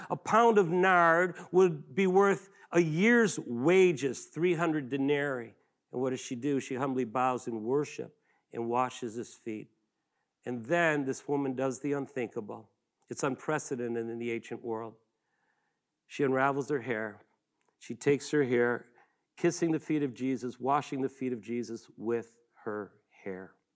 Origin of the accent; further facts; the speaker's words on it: Buffalo, New York, United States; I grew up in Western New York, uh, Buffalo, the Niagara River, and the famous Niagara Falls